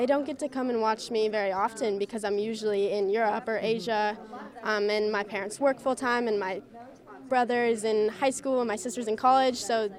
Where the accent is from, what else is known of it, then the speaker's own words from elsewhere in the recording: Vail, Colorado, United States; I'm from Vail, Colorado